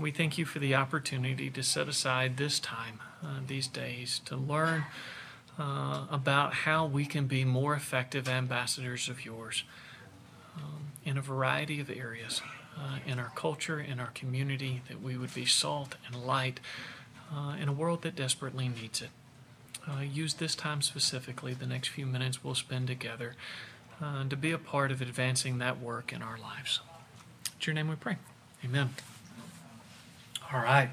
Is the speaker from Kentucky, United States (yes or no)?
yes; Bardwell, Kentucky, United States; moved away as an adult; also born or lived in Jackson, Tennessee / Wake Forest, North Carolina / Augusta, Georgia; I'm originally from Bardwell, Kentucky. You've never heard of it. We were 30 minutes from the nearest McDonald's